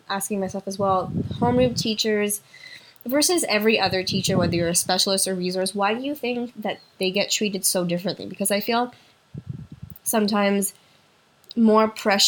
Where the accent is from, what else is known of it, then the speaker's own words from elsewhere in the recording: Montreal, Quebec, Canada; also born or lived in Ottawa; I am from Montreal, but I did my education degree in Ottawa